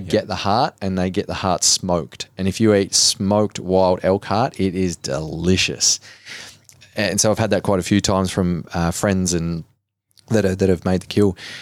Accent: Cobar, New South Wales, Australia; I grew up in Cobar in Western New South Wales

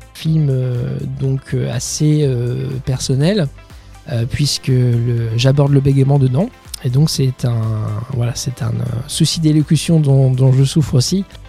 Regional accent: Bayeux, Normandy, France; moved away as an adult; now in Paris, France; je suis originaire de Normandie, Bayeux, dans le Calvados. après mon bac, je suis venu sur Paris

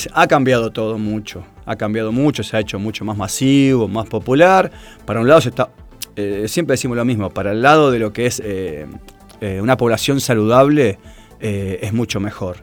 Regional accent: Tigre, Buenos Aires Province, Argentina; nací en Tigre

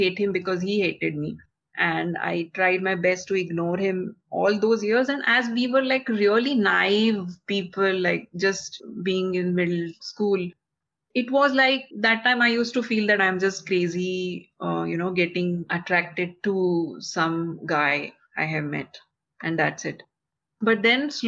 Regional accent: India; I come from India

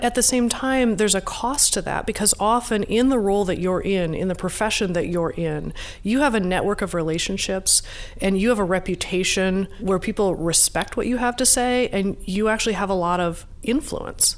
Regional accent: Nebraska, United States; also born or lived in Iowa; I grew up in Nebraska and Iowa in the evangelical church.

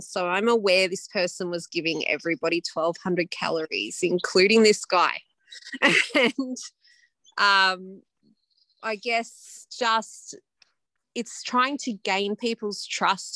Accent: Upper Hunter, Hunter Valley, New South Wales, Australia; also born or lived in Perth / London; I'm from the Upper Hunter particularly, which is mining related mostly at the moment. So I grew up here

